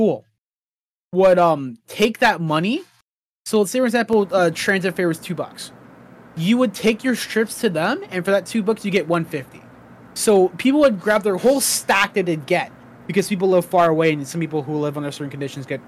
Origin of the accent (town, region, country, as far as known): Toronto, Ontario, Canada; born or raised there